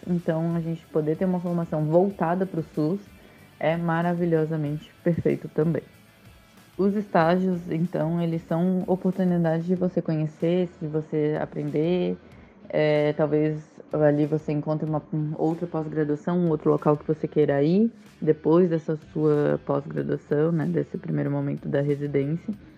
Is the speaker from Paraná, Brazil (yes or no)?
no; Florianópolis, Santa Catarina, Brazil; moved away; na minha cidade natal, eu ia estar mais perto dos meus pais, da minha família, ia voltar realmente para minha cidade